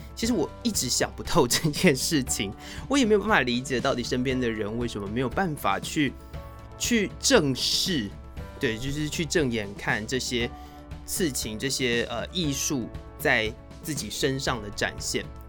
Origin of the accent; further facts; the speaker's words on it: Taiwan; 我们台湾人